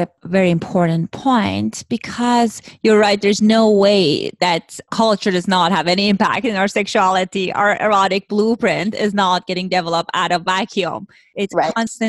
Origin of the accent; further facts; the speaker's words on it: Iran; moved away; I grew up in Iran, in Middle East.